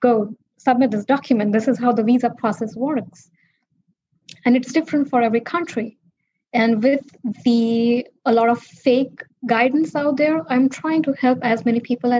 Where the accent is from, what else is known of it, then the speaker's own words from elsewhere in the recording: India; now in United States; growing up in India, poor and as a girl